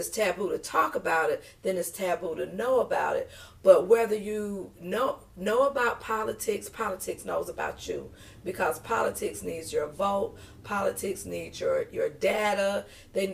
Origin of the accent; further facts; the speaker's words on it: Detroit, Michigan, United States; now in Marlboro County, United States; I'm originally from Detroit, Michigan. The D, baby.